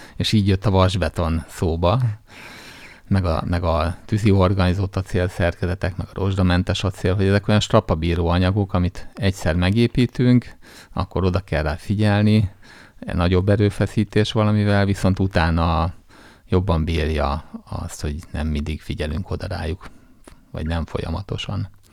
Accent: Jászberény, Jász-Nagykun-Szolnok, Hungary; Vidéken nőttem fel Jászberényben

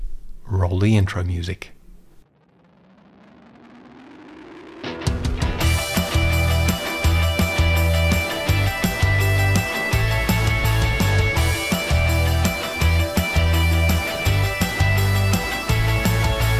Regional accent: Australia; also born or lived in London; We're both Australian

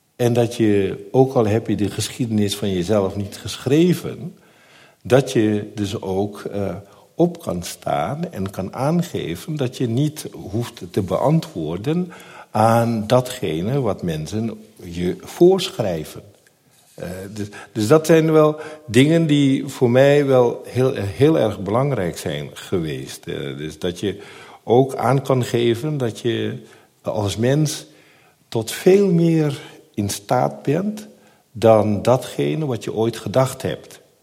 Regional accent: Netherlands; tijdens de eh, middelbare school vond ik mijn weg in de Nederlandse samenleving. Maar de wijk bleef mijn thuisbasis

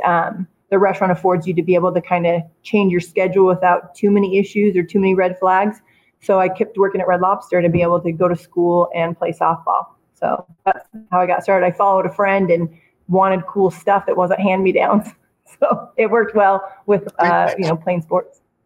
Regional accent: Twin Falls, Idaho, United States; also born or lived in Kimberly, Idaho; I'm not from Boise. I'm from Kimberly and Twin Falls

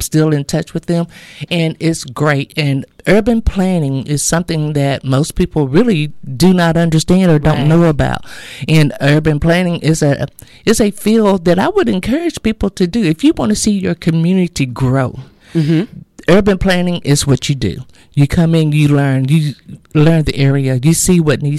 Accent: Avinger, Texas, United States; now in Texarkana, United States; I am actually from a small town called Avenger, Texas. I grew up and was raised there

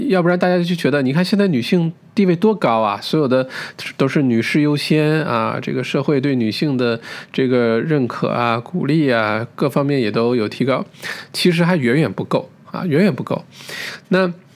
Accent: China; 我们中国人

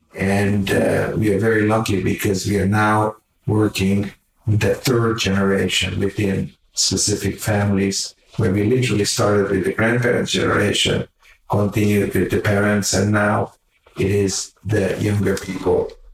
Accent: Hungary; English is a second language; moved away; also born or lived in Canada; my house back in Hungary, my parents always invited the poorest people off the street for Shabbat dinners

